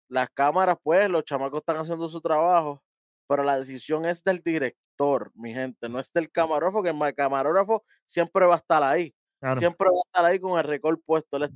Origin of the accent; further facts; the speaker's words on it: Brooklyn, New York, United States; Yo {S0} soy de Brooklyn completo, de desde arriba